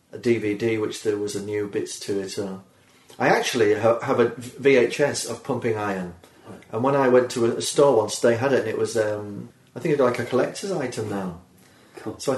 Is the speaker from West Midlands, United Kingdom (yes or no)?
yes; Birmingham, West Midlands, United Kingdom; I'm from Birmingham, England, of course.